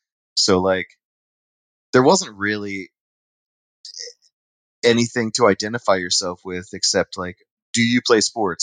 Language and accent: English; Downingtown, Pennsylvania, United States; also born or lived in West Chester, Pennsylvania / Yucca Valley, California / Joshua Tree, California; back and forth between, Yucca Valley and Joshua Tree and Downingtown for a bit. But, essentially, man, born and raised Westchester and Downingtown.